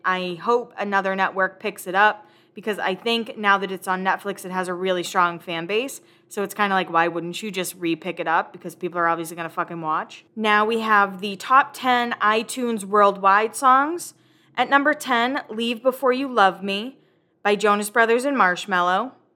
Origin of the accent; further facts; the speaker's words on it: Massachusetts, United States; moved away as an adult; now in Nashville, United States; I am originally from Massachusetts. I currently live in Nashville